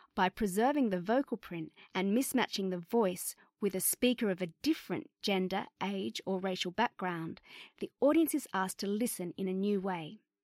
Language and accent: English; Bankstown, New South Wales, Australia; also born or lived in London; as a young person growing up in the Bankstown area